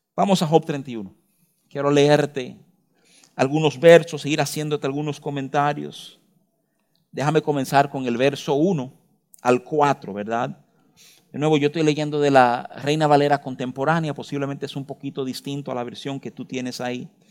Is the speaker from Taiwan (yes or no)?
no; Dominican Republic; uno como dominicano